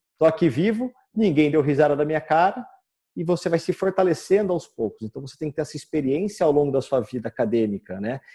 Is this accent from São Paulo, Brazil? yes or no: yes; Campinas, São Paulo, Brazil; eu sou de Campinas